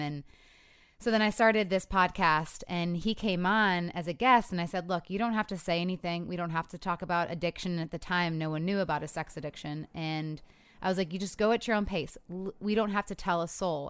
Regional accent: Michigan, United States; I'm from Michigan, too

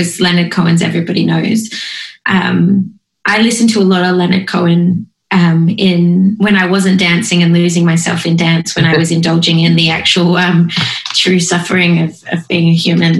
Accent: Australia; I'm not patriotic at all about being Australian

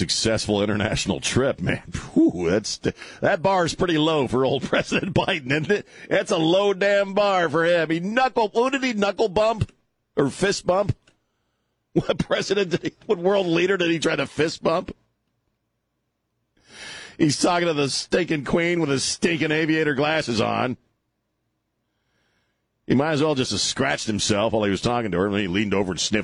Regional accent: United States; as an American

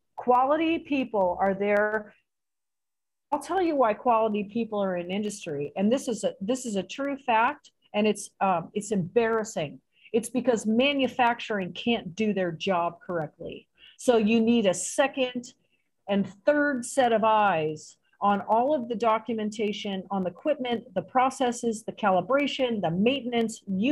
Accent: San Jose, California, United States; moved away as an adult; also born or lived in India; now in Acapulco, Mexico; I grew up in San Jose, California, around, you know, Mexicans my entire life

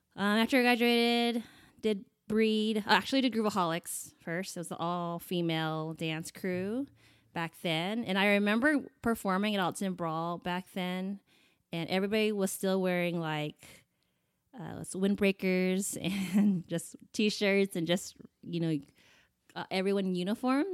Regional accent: United States; also born or lived in Taiwan; we came to the States when I was seven months, and I've been here ever since

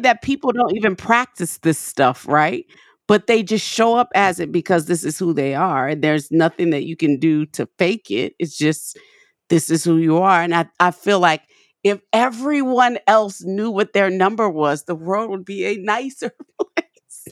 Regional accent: New Orleans, Louisiana, United States; now in Nashville, United States; we have a store in New Orleans on Magazine Street, 'cause that's my hometown where I'm from.

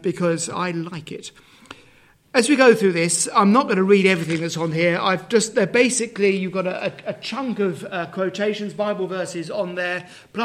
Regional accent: Dagenham, London, United Kingdom; moved away as an adult; now in Herefordshire, United Kingdom; I was born in Dagenham. I'm not from any rural area whatsoever.

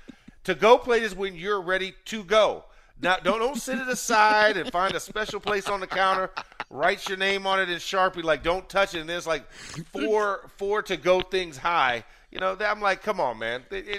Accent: the South, United States; born or raised there

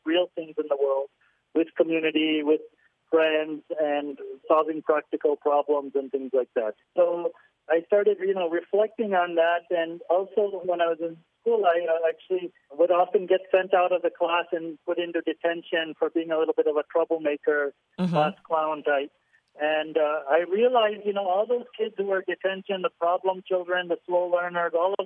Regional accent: Willowbrook, Illinois, United States; moved away as an adult; now in India; I grew up in Willowbrook and went to Hinsdale South High School there

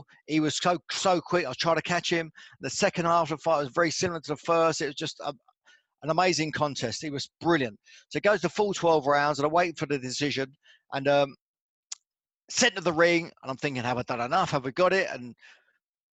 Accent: Luton, East of England, United Kingdom; I'm a kid from Luton

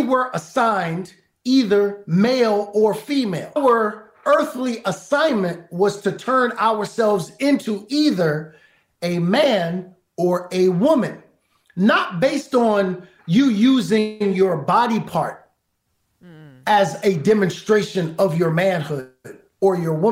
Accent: New York City, New York, United States; I grew up in Brooklyn. I grew up fighting every day

